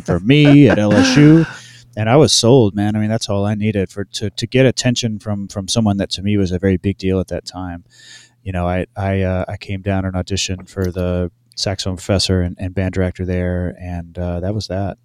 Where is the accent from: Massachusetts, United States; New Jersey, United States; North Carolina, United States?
North Carolina, United States; Hendersonville; moved away as an adult; also born or lived in Louisiana; where I grew up in North Carolina